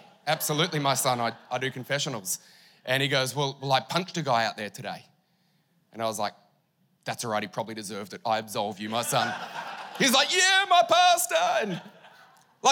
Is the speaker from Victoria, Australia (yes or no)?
yes; Mildura, Victoria, Australia; also born or lived in Queensland; now in Townsville, Australia; I grew up in Victoria, near Mildura. Moved to Queensland in 99, moved to Townsville in 2013.